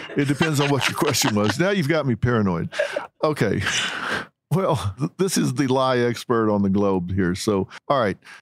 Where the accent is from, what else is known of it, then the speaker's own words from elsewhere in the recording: the South, United States; I was raised in the South, in Southern Baptists